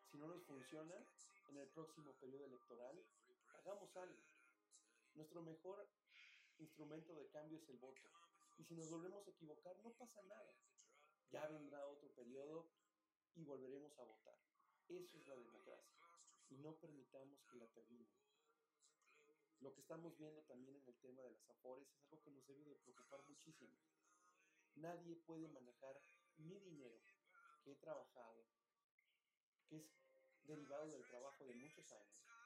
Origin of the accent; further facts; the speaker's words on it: Mexico; Aquí todos somos mexicanos